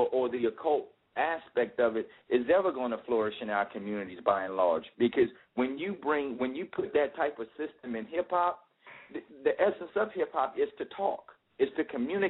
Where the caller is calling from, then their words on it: Atlanta, Georgia, United States; I'm calling from Atlanta.